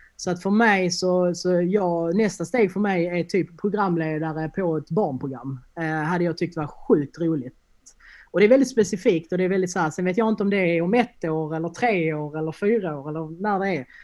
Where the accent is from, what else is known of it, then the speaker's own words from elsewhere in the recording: Helsingborg, Skåne, Sweden; also born or lived in Landskrona; jag är ju från Helsingborg från början